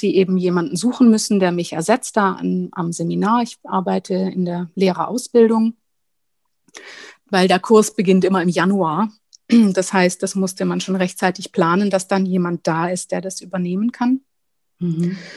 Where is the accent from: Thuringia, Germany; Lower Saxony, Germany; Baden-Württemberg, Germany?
Baden-Württemberg, Germany; ich habe am Bodensee gewohnt, also ich bin quasi in der Nähe des Bodensees groß geworden und habe in Konstanz studiert.